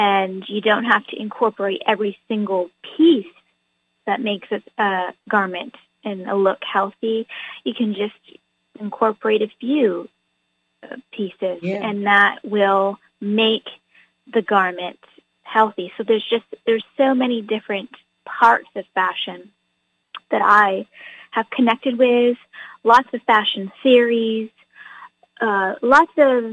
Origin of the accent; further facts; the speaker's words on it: New Hampshire, United States; moved away as an adult; now in California, United States; I am actually originally from New Hampshire, and I lived in New Hampshire for many, many years, but I moved to California when I was around 18 when I went to college.